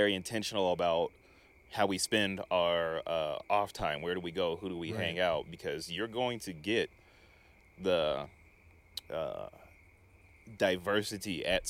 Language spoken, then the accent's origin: English; Denver, Colorado, United States; growing up in Denver